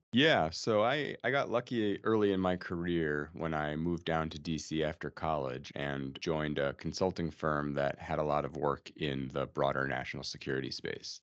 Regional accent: New York City, New York, United States; moved away as an adult; now in Washington, D.C., United States; I grew up in New York City

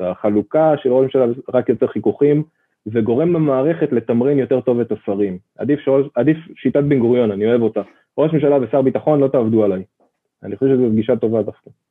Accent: Ra'anana, Central District, Israel; אני גדלתי במעוזים של המעוזים, כן, ברעננה

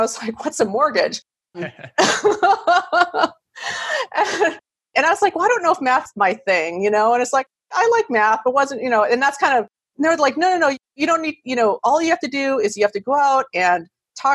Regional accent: Wisconsin, United States; moved away as an adult; now in California, United States; So I'm originally from Wisconsin. I went to school there.

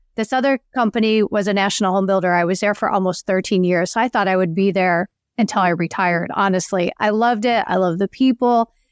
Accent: outside of Chicago, Illinois, United States; moved away; I grew up outside of Chicago

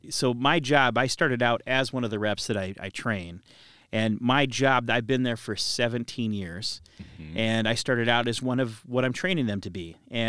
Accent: Cedar Rapids, Iowa, United States; I'm from Cedar Rapids.

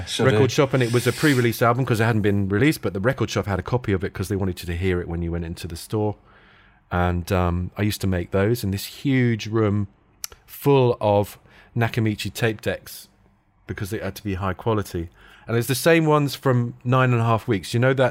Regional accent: London, United Kingdom; born there; So... I moved back to London. I was born in London, but I moved back to London and then tried to get into that.

